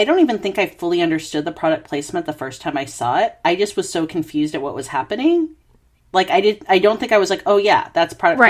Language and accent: English; United States; now in Australia; I'm in Australia, but, you know, being American